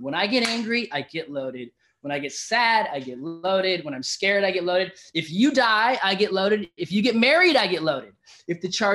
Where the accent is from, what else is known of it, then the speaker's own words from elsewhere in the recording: Encinitas, California, United States; I grew up in Encinitas, you know that, here in SoCal